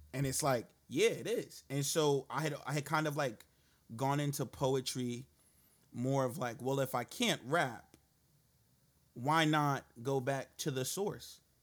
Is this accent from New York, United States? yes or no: yes; New York City, New York, United States; moved away as an adult; also born or lived in Brownsville, Brooklyn; I grew up in East New York. Um, and then I moved Shit. over to Brownsville